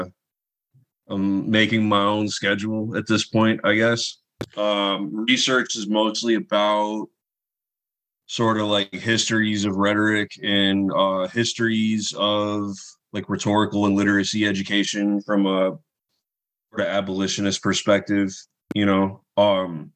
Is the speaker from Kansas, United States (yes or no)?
no; near Lansing, Michigan, United States; also born or lived in Southfield, Michigan / Ypsilanti, Michigan; now in Detroit, United States; I was born here, lived in the area for like until I was like 2, and then we moved out to kind of near Lansing